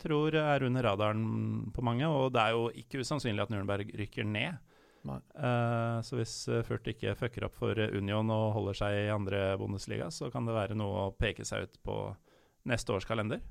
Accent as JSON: {"language": "Norwegian", "country": "Norway", "said": "jeg som nordmann"}